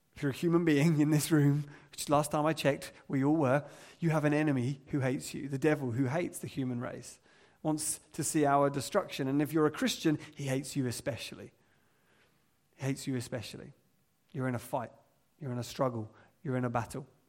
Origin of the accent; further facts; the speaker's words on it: England, United Kingdom; as English people